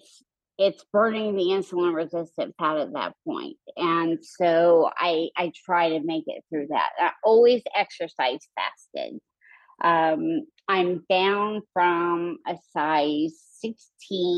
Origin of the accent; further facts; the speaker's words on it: Idaho, United States; now in Houston, United States; growing up in Idaho, I was always doing outside sports